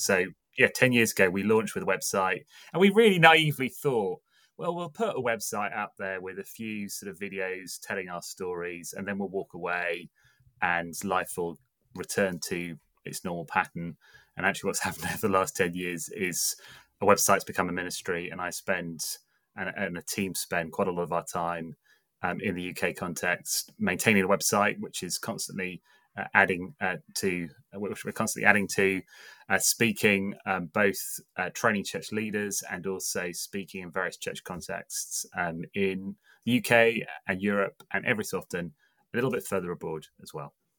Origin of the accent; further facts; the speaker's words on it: England, United Kingdom; now in Bristol, United Kingdom; I'm English, um, as my voice portrays, um, and I am speaking to you from Bristol in the U K